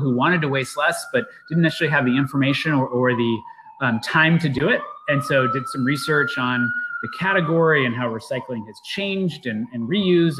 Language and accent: English; Seattle, Washington, United States; I grew up in the Seattle area